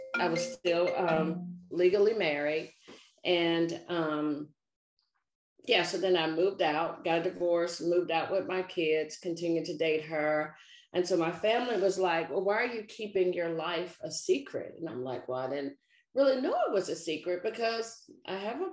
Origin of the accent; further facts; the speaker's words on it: Nashville, Tennessee, United States; now in Maryland, United States; I'm a native Nashvilleian. I grew up in the South